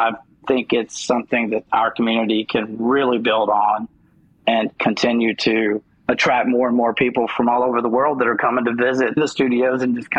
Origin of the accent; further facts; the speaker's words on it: the South, United States; And certainly I'm a Southerner, so that was going to come across. It came across even with my old business. People knew it just when I started talking.